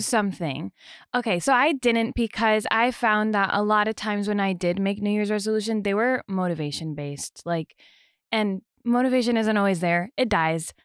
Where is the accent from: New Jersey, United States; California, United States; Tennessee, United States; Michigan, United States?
New Jersey, United States; moved away; I'm from Jersey, born and raised in New Jersey